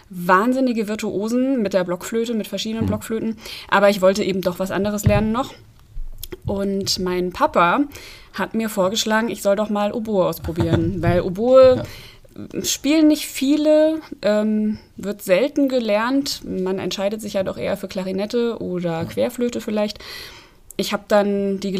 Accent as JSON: {"language": "German", "town": "Petersberg", "region": "Hesse", "country": "Germany", "tie": "born or raised there", "also_born_or_lived": "Fulda", "said": "wie man schon gehört hat. Ich bin Oboistin, bin in Fulda geboren, in Petersberg aufgewachsen"}